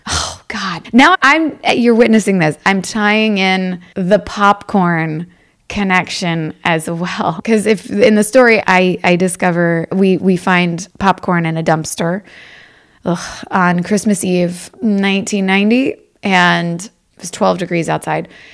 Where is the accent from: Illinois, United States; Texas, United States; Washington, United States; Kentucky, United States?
Kentucky, United States; Louisville; moved away as an adult; now in Los Angeles, United States; Growing up in Louisville, I have two brothers